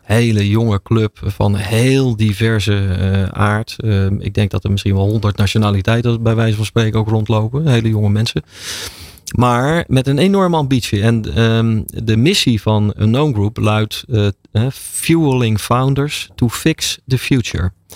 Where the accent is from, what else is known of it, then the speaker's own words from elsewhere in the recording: Rotterdam, South Holland, Netherlands; Ik ben ooit in Rotterdam geboren.